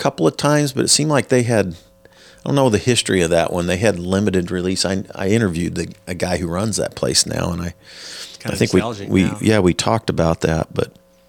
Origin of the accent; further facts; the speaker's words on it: Parkville, Missouri, United States; growing up around Park Hill, Parkville